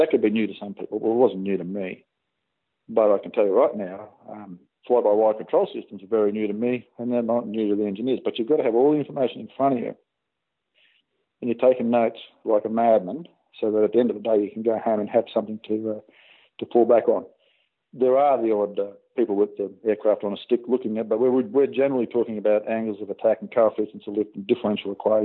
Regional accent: Australia; from Australia

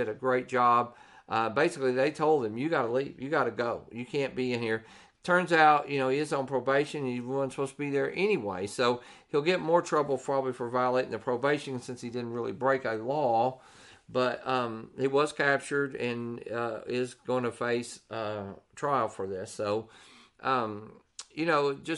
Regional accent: Texas, United States; we're from Texas

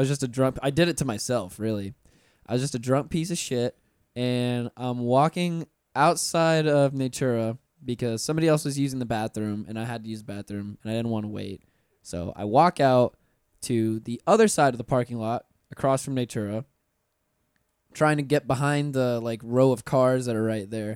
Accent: North Florida, United States; I'm from North Florida originally, and it gets cold there in the winter.

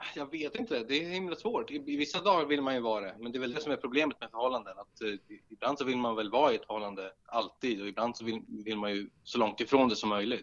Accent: Storvreta, Uppsala County, Sweden; där jag växte upp ute, utanför Uppsala, i, i en liten, Storvreta heter det

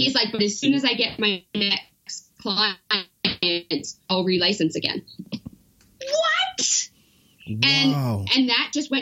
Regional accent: Powell River, British Columbia, Canada; also born or lived in Vancouver; now in Calgary, Canada; I grew up between Vancouver and a really small town called Paw River on the Sunshine Coast.

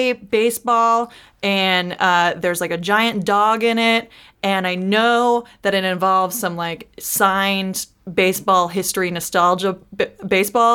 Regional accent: Los Angeles, California, United States; I grew up in Los Angeles

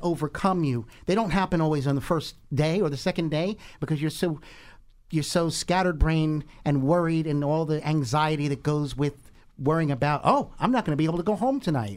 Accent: Monmouth County, Jersey Shore, New Jersey, United States; I'm from the Jersey Shore. I'm from Monmouth

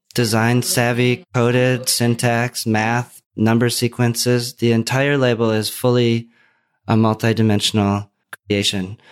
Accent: Minnesota, United States; moved away; also born or lived in Los Angeles / Oregon; the growing up in Minnesota

